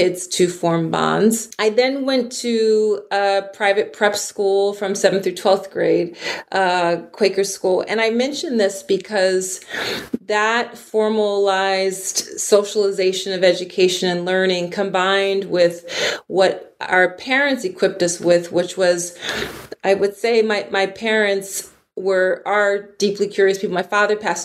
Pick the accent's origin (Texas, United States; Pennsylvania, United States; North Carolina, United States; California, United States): Pennsylvania, United States; Philadelphia; I grew up in Philly, Philadelphia, on the East Coast of the United States.